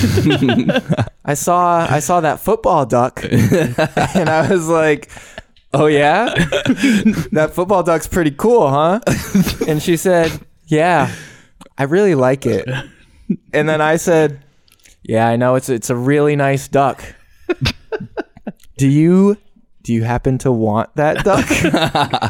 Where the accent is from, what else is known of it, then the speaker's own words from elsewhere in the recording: Massachusetts, United States; we're from Massachusetts